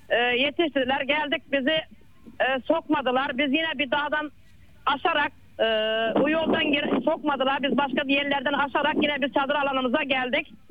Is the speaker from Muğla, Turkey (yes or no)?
yes; Muğla, Turkey